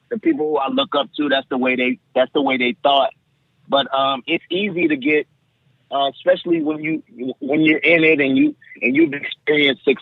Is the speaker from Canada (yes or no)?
no; New Orleans, Louisiana, United States; my hometown